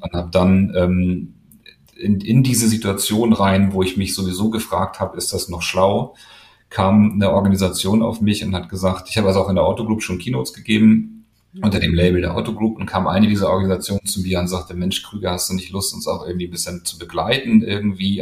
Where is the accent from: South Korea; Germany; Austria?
Germany; Hamburg; Ich komme aus Hamburg und wollte gerne nach Hamburg